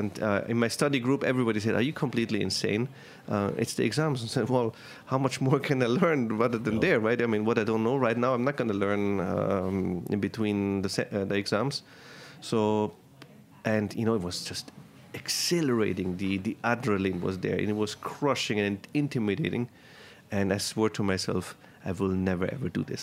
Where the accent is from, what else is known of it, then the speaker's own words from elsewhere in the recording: Tyrol, Austria; moved away as an adult; now in New York, United States; I'm from Tyrol.